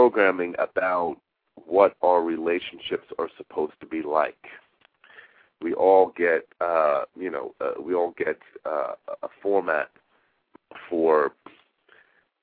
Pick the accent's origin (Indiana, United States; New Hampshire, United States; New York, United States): New York, United States; Long Island; a child growing up on Long Island